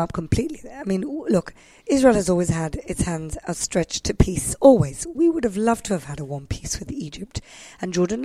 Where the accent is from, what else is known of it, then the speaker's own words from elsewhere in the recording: Gibraltar; moved away; I grew up in Gibraltar, which is, you know, southern Mediterranean country. It's a British colony.